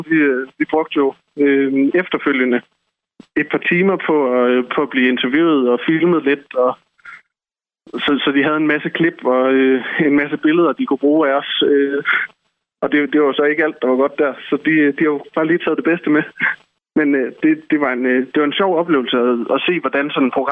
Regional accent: Esbjerg, Southern Denmark, Denmark; vi er fire personer fra Esbjerg. Vi er alle sammen øh, gået på gymnasiet sammen.

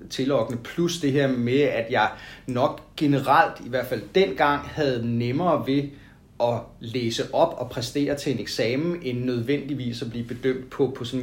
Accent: Roskilde, Zealand, Denmark; Altså, jeg har altid synes at, at Roskilde var et, et helt fantastisk sted øh, på, på, på denne jord, og, øh, og, og, og det synes jeg faktisk stadigvæk.

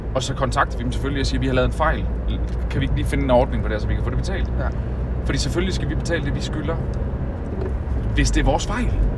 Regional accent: North Jutland, North Denmark Region, Denmark; now in South Jutland, Denmark; jeg kommer fra Nordjylland

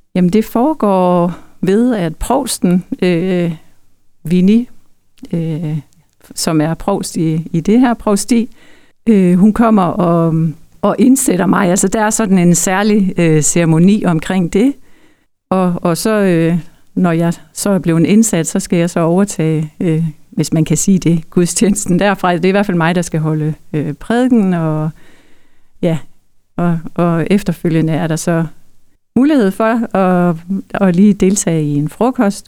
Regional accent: Denmark; now in Hirtshals area, Denmark; jeg er opvokset i Østerbro

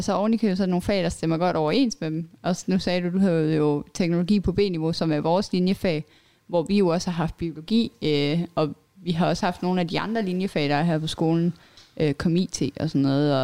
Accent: Billund, Southern Denmark, Denmark; also born or lived in Lolland; jeg kommer fra Bilund

